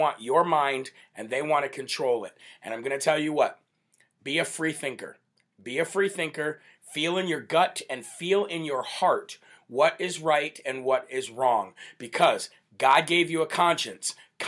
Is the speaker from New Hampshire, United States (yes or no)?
yes; New Hampshire, United States; Julie Sims from my home state of the live free or die state of New Hampshire, Granite State, fellow New Hampshireite.